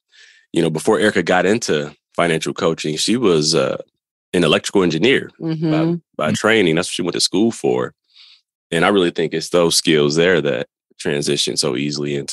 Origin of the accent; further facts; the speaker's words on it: Detroit, Michigan, United States; we grew up in Detroit. That's where we're from